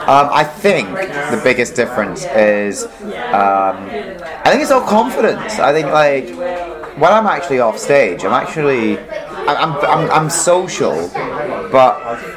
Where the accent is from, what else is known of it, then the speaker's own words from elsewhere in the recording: Philippines; Let's face it, I'm the Filipino, I'm going to be the maid.